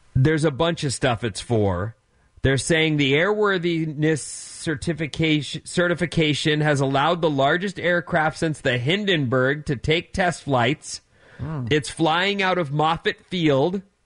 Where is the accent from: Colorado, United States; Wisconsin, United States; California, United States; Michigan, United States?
California, United States; Orange County; I grew up in Orange County